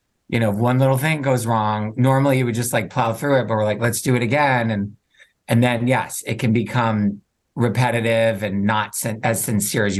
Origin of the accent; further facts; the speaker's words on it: Rhode Island, United States; also born or lived in New York City; now in Chicago, United States; So I'm from Rhode Island, grew up there and then bounced around all over the country